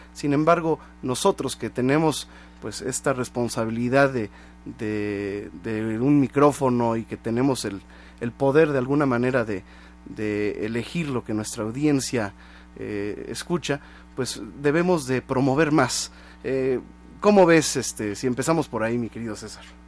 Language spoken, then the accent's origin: Spanish; Mexico; como mexicanos